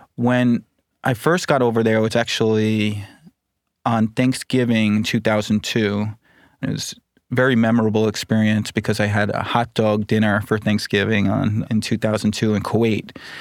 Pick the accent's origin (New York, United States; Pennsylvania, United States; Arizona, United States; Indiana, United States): New York, United States; Huntington; So I grew up on Long Island in the Huntington area, so it's Suffolk County